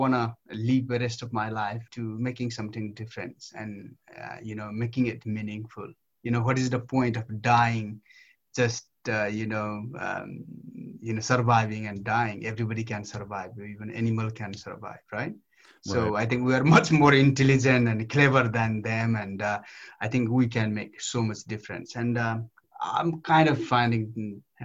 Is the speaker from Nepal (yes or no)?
yes; Nepal; moved away as an adult; now in United Kingdom; I grew up in Nepal, beaten by my, parents, and, went to barefoot.